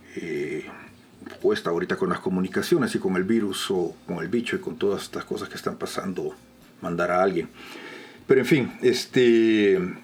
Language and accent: Spanish; El Salvador; en mi país, en El Salvador